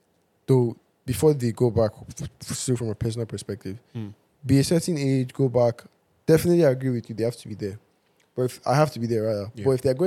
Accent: Ile Oluji, Ondo, Nigeria; No, I'm not from Benin. I am Yoruba. I'm from Ondo State. I'm from a place called Ile Oluji Okeibo, which is very close.

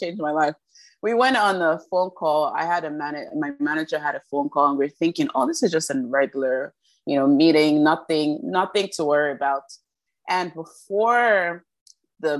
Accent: Nigeria; We're two Nigerian sisters

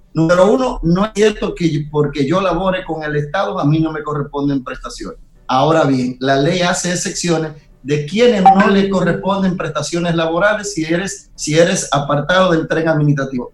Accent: Nagua, María Trinidad Sánchez, Dominican Republic; mi pueblo Nagua

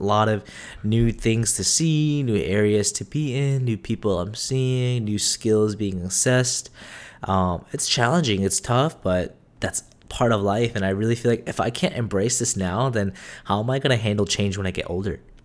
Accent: United States; also born or lived in South Korea; I technically was born in Korea, but majority of my life was born and raised in America

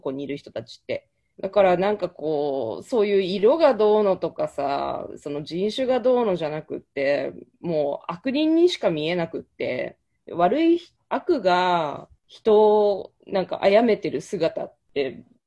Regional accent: Japan; moved away as an adult; now in United States; 生まれ育ったのも日本

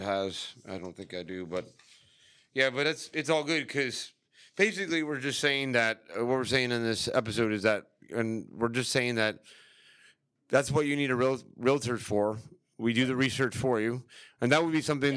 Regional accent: St. Petersburg, Florida, United States; moved away as an adult; now in Orlando, United States; I was born and raised in St. Pete, Tampa area

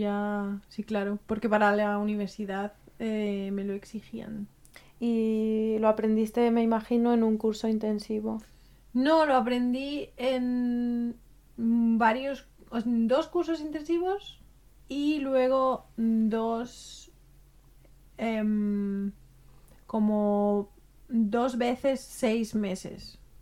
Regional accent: Spain; now in Germany; ser española.

